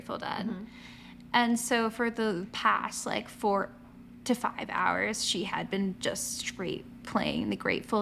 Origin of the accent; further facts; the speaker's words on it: Ocala, Florida, United States; moved away; my hometown of Ocala